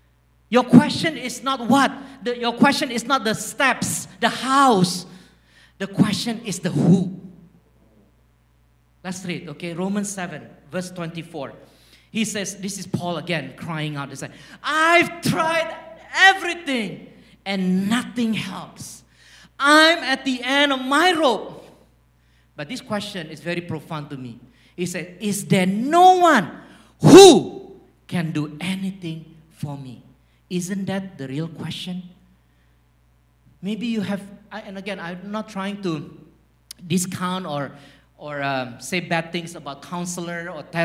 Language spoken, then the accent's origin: English; Singapore; accent: Singlish; As you can tell, my Singlish is very strong. Okay. I grew up in Singapore.